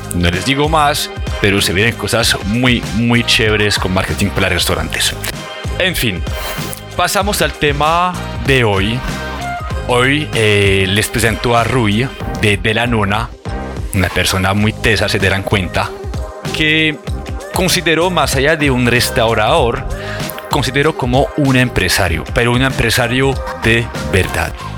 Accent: France; now in Colombia; estuve viajando en mi país, estuve en Francia

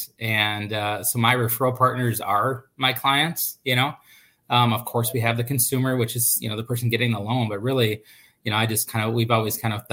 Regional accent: Minnesota, United States; I'm born and raised in Minnesota

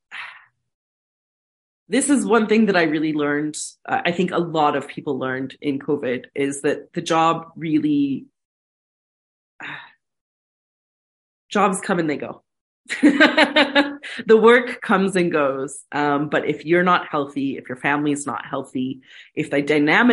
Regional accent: United States; moved away; I'm an American.

